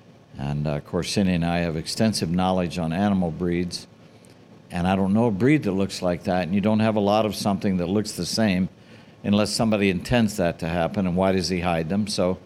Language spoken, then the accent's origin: English; England, United Kingdom; Being an English girl, not everybody knows that, but chain of stores in England, you know.